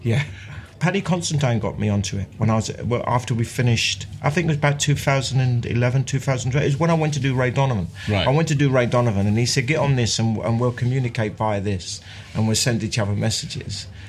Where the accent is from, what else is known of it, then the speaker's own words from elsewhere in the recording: London, United Kingdom; also born or lived in Mile End; I was born in Mile End and we moved to Bethnal Green when I was four and I left when I was 28